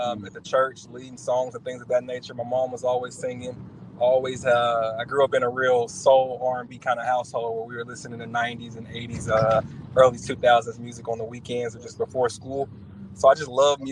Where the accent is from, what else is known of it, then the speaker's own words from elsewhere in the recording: Little Rock, Arkansas, United States; now in Dallas, United States; So I'm from Little Rock, Arkansas.